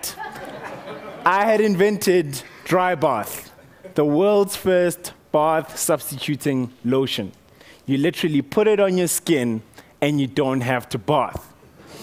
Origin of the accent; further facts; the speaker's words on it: Motetema, Limpopo, South Africa; So I grew up in Limpopo, on the border of Limpopo and Mpumalanga, little town called Motetema